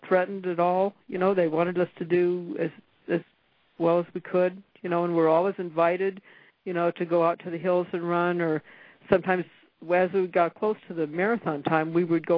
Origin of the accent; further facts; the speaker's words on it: San Bernardino, California, United States; moved away as an adult; also born or lived in Kentucky / Wisconsin / Las Cruces, New Mexico; I was raised in San Bernardino, California